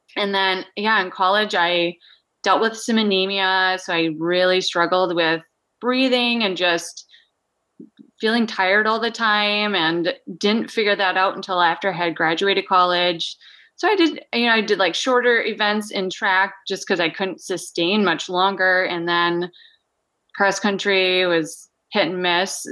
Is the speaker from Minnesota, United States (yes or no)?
yes; Minnesota, United States; moved away as an adult; now in Anchorage, United States; I grew up in Minnesota, yeah. Small, so-, South Central farming community.